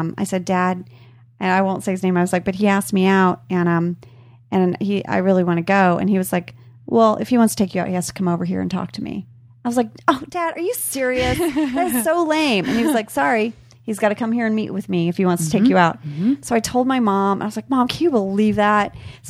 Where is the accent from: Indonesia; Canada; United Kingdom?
Indonesia; I just didn't have any of that growing up in Indonesia.